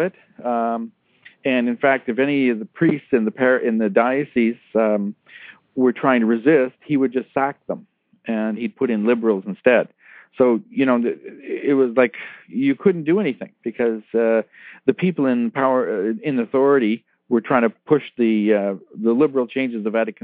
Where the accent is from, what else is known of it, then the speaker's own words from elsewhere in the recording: Toronto, Ontario, Canada; I'm originally from Toronto in Canada, and we were one of the first churches in the Toronto area to move the altar